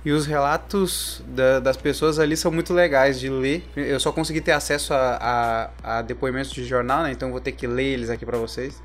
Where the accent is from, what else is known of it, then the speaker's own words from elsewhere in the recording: Porto Alegre, Rio Grande do Sul, Brazil; aqui na minha cidade natal